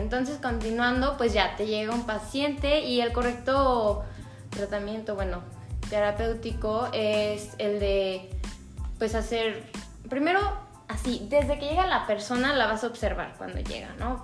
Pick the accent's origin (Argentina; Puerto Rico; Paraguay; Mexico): Mexico; León, Guanajuato; somos de León